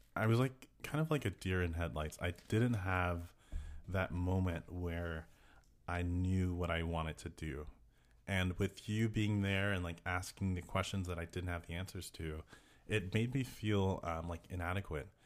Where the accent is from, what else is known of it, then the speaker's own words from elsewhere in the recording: Texas, United States; we're from Texas